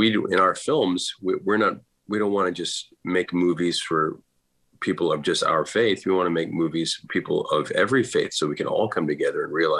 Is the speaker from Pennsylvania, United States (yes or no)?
no; Boston, Massachusetts, United States; my parents are both from Ireland. So growing up in Boston, there was Irish music playing all the time